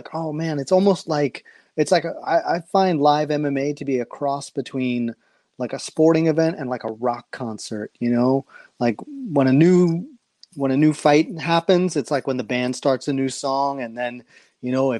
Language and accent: English; New York City, New York, United States; I've only lived in 3 places in life, Queens, Brooklyn, and Manhattan